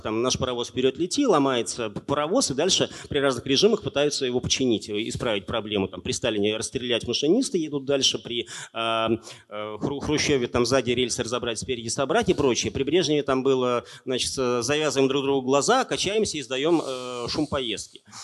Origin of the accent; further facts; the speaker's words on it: Naberezhnye Chelny, Tatarstan, Russia; moved away as an adult; also born or lived in Kazan; я вырос на Набережных Челнах